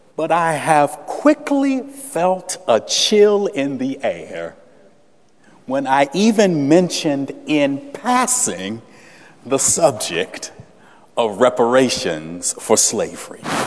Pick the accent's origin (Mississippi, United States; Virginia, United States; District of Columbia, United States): Virginia, United States; Salem; moved away; resident originally of the Commonwealth of Virginia, I was born in Salem, Virginia